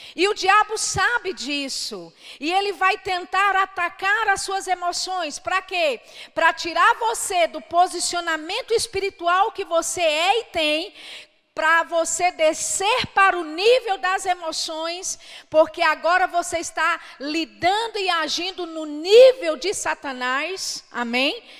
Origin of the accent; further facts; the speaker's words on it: Belo Horizonte, Minas Gerais, Brazil; Eu sou de Belo Horizonte, né? Vivi ah, praticamente toda a minha vida lá, mas os meus pais são baianos